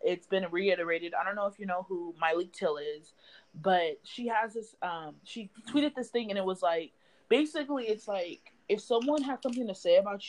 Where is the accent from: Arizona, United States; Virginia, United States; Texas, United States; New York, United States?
Arizona, United States; Phoenix; I am from Phoenix, Arizona. I was born and raised here